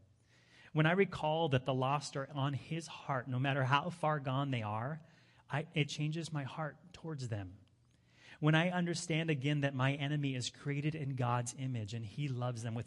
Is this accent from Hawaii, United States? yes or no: yes; Hawaii, United States; moved away; also born or lived in Europe; I grew up in Hawaii, so I was always having to travel somewhere